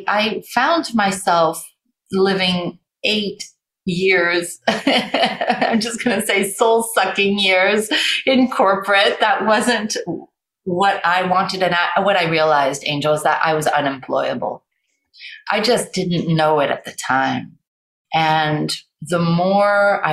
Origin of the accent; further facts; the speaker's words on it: Paris, Île-de-France, France; I grew up in Paris